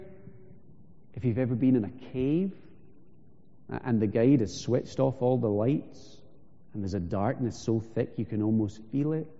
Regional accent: Isle of Skye, Scotland, United Kingdom; When I was growing up in Skye, we used to hear stories. So I'm from the northwest of the island

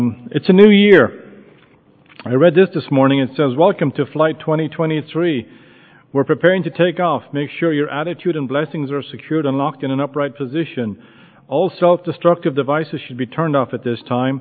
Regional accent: Limerick, Munster, Ireland; moved away as an adult; also born or lived in United States / Douglas, Cork; now in Shanballymore, Ireland; I grew up in Limerick

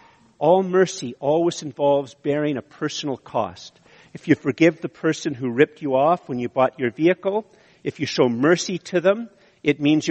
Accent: Canada; I'm Canadian

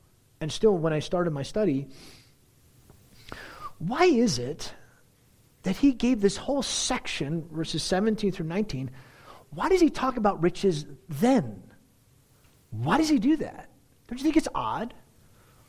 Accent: United States; as our American culture

